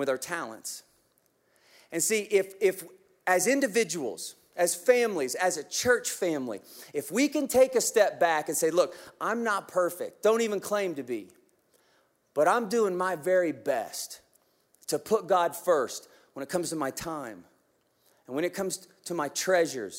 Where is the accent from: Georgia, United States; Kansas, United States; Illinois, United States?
Kansas, United States; I'm from Kansas.